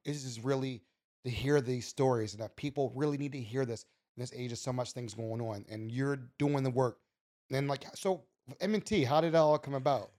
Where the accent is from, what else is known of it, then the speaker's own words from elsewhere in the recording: Baltimore, Maryland, United States; we, Baltimore's, we love our city.